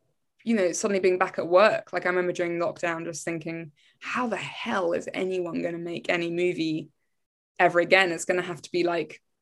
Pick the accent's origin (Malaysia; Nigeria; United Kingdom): United Kingdom; England; being English